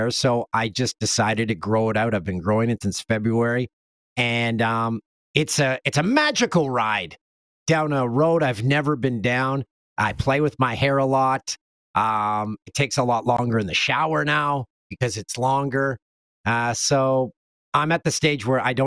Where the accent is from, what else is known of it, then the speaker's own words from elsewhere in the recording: Canada; also born or lived in Los Angeles; as a true Canadian